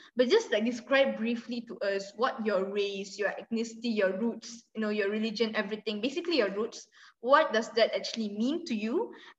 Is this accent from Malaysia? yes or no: yes; Malaysia